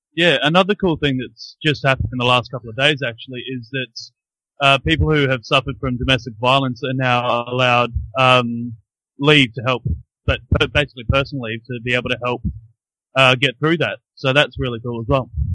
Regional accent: Brisbane, Queensland, Australia; now in Christchurch, New Zealand; I grew up in Brisbane though, uh, in Australia

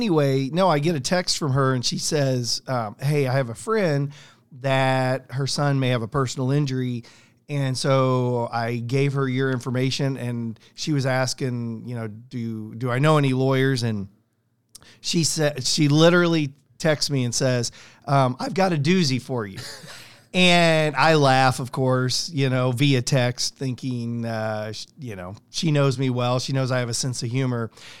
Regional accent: San Diego, California, United States; born there; So, born in San Diego

